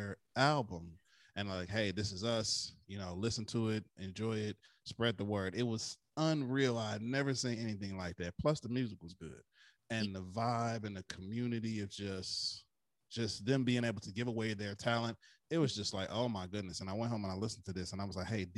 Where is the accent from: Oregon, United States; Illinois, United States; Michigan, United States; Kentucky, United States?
Michigan, United States; Flint; my hometown of Flint, Michigan